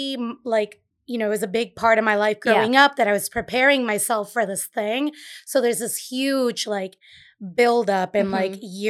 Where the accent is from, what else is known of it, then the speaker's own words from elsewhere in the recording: Caguas, Puerto Rico; also born or lived in Brooklyn / Boston; now in Providence, United States; I grew up in Puerto Rico. So okay. I grew up in in a town called Caguas. It's a valley, mm-hmm. Maybe 20 minutes inland from San Juan.